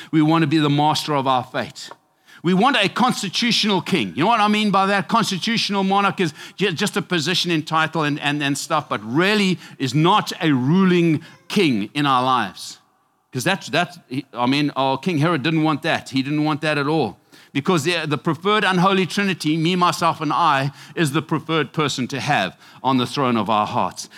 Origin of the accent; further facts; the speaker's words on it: Zimbabwe; now in United States; I am from Mesopi, Zimbabwe, Africa.